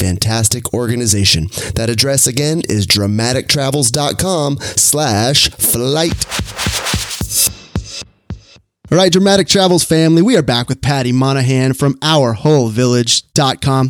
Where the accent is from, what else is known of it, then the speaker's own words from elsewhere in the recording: Sacramento, California, United States; Sacramento here, my hometown